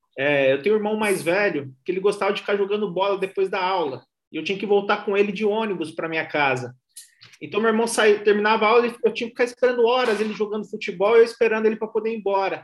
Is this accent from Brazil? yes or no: yes; Ubatuba, São Paulo, Brazil; moved away as an adult; also born or lived in Mogi das Cruzes; now in São Paulo, Brazil; eu estudava no centro de Ubatuba, eu sou, eu sou de Ubatuba